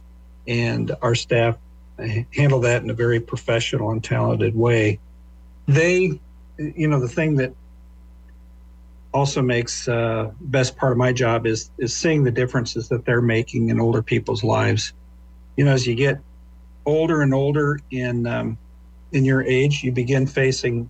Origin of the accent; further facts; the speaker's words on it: Lincoln, Nebraska, United States; moved away as an adult; I was born and raised in Lincoln. Local guy.